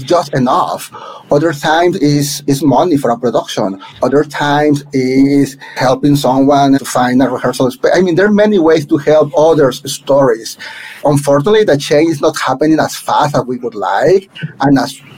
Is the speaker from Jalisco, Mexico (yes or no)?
no; Monterrey, Nuevo León, Mexico; first language Spanish; English is a second language; moved away as an adult; now in New York City, United States; in Monterrey, back in my hometown